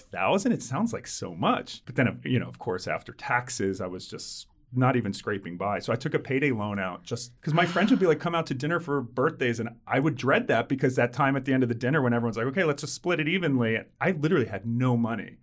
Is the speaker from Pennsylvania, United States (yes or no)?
yes; outside of Philadelphia, Pennsylvania, United States; I grew up outside of Philly